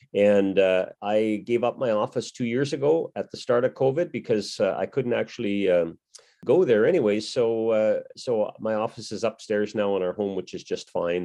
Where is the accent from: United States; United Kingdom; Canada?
Canada; also born or lived in Saskatchewan / Manitoba; as a youngster growing up in Saskatchewan and Manitoba, I spent nine years in each of those provinces